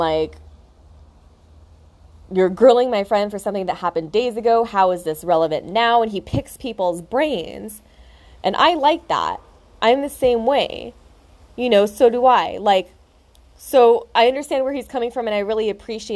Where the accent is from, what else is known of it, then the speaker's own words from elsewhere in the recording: United States; moved away as an adult; now in Australia; I'm from America, so we're both here in Australia starting a new life for ourselves